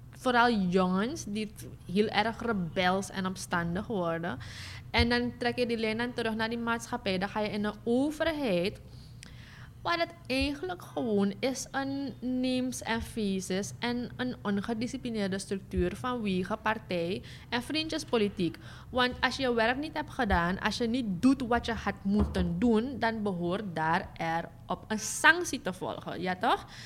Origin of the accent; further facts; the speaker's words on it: Suriname; deze vraagstukken hebben heel veel te maken met de uh, grondrechten die wij hebben als Surinamers.